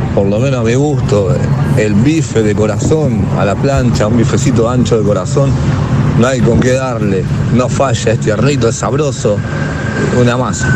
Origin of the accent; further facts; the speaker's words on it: Argentina; Nosotros como argentinos